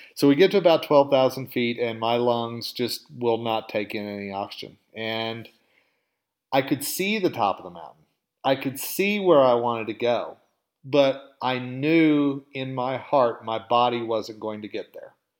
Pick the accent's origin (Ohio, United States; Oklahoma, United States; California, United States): Oklahoma, United States; accent: southern drawl; moved away as an adult; now in Colorado, United States; I'm originally from Oklahoma. Okay, and you can probably hear a little bit of the southern drawl in my voice every once in a while, and I do say y'all.